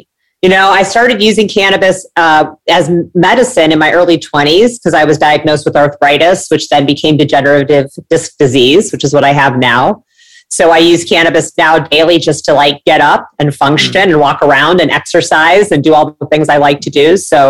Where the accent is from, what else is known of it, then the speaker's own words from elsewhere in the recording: Midwest, United States; I grew up in the Midwest. I always dreamed of living near the beach.